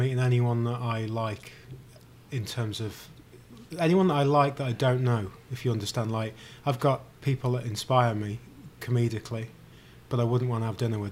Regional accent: United Kingdom; now in United States; I'm a British guy, grew up in the UK.

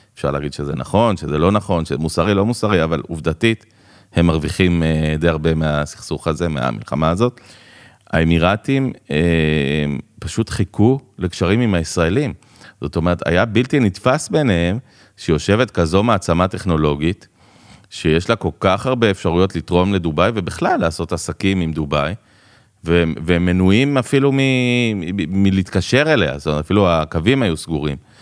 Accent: Jerusalem, Jerusalem District, Israel; moved away as an adult; also born or lived in Dubai, United Arab Emirates; now in Ra'anana, Israel; אני ירושלמי במקור. תלמיד התיכון שליד האוניברסיטה

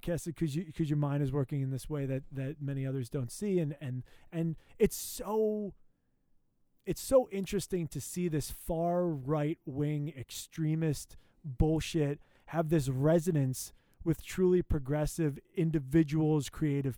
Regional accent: United States; as an American

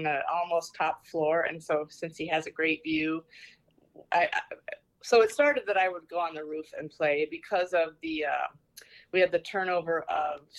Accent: Southwest Iowa, United States; moved away as an adult; now in New York City, United States; I grew up in Southwest Iowa, and as a child, I remember Ragbri going past our farm

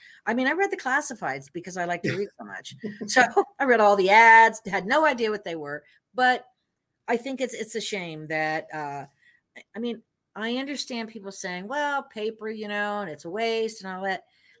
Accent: Miami, Florida, United States; Now, I grew up in Miami, so I read the Miami Herald.

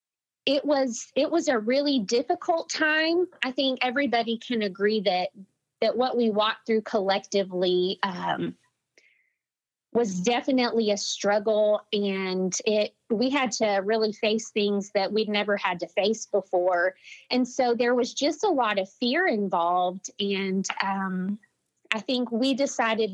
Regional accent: Midland, Texas, United States; I was born and raised in Midland, Texas, and I live here with my husband

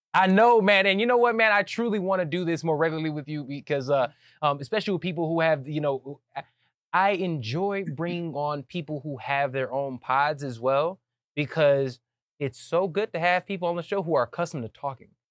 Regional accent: United States; also born or lived in Atlanta, Georgia / Chicago, Illinois; I grew up in Atlanta. You know, going back and forth from Chicago to Atlanta.

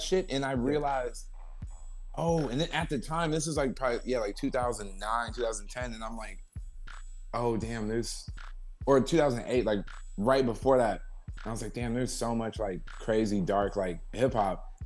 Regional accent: Ventura, California, United States; moved away as an adult; also born or lived in San Fernando Valley, California / Los Angeles; I was originally from the Valley but then I moved to Ventura, right? So I mm-hmm. grew up kind of in Ventura, which is like an hour away from

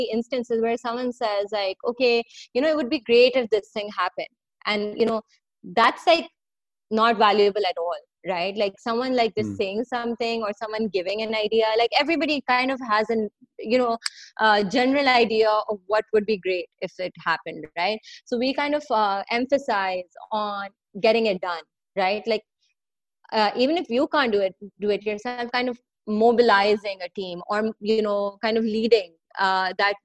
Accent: Pakistan; growing up in Pakistan, it's always been quite an issue for people to get to work because the public transport over here is often like a very, very overly crowded

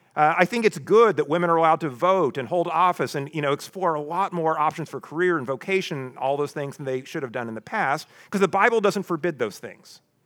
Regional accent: the Ozarks, United States; I grew up in the Ozarks

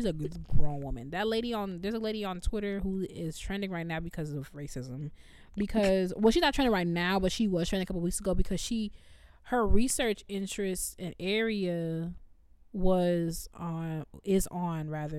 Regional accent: Chicago, Illinois, United States; moved away as an adult; also born or lived in Normal, Illinois / Rochester, New York; I'm from Chicago. I lived in Chicago 18 years. And then I lived in a place where it still snowed. It snowed in Normal, Illinois. We were only 2 hours south of Chicago. So I lived in snow 23 years of my life. 3 years in Rochester

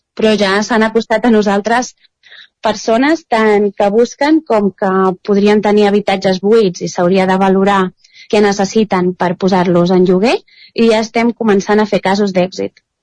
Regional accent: Ripollès, Catalonia, Spain; dos dels cofundadors som del Ripollès

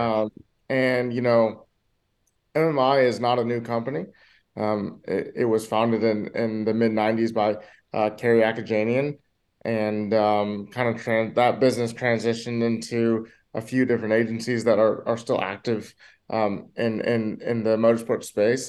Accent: Michigan, United States; I grew up in Michigan

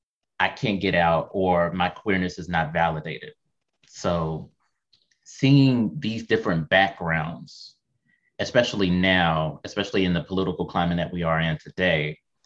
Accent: the South, United States; because me and Victor, we're both from the South too, Tennessee and Kentucky.

